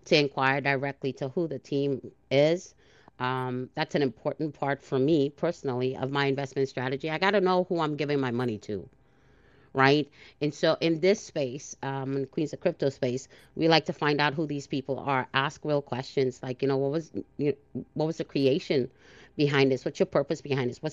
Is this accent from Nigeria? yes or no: no; Trinidad & Tobago; I was born in Trinidad.